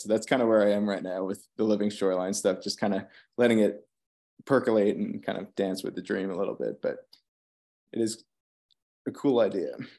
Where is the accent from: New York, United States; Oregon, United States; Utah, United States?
New York, United States; Long Island; now in Virginia, United States; growing up on Long Island